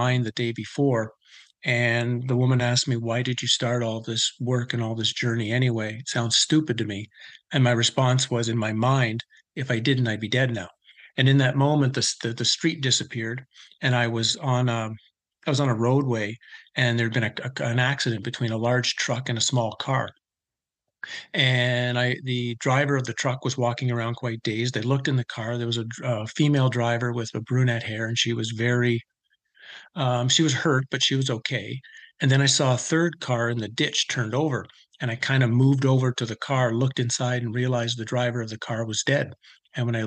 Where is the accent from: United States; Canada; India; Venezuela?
Canada; I grew up in Canada